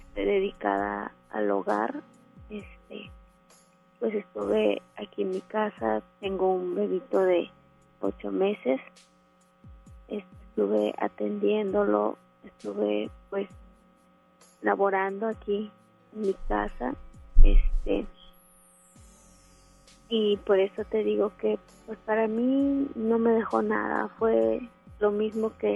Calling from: Monterrey, Nuevo León, Mexico; De aquí el centro de Monterrey.

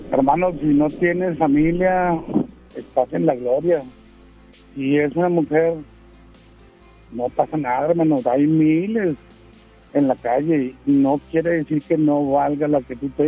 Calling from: Escobedo, Nuevo León, Mexico; de Escobedo, novio.

